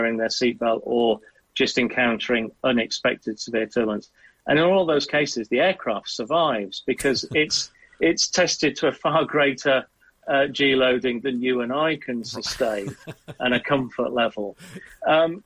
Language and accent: English; Southwest Wales, United Kingdom; I grew up in Southwest Wales